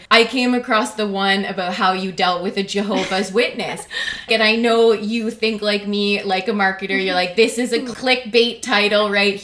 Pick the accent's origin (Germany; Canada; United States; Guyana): Canada; we're Canadian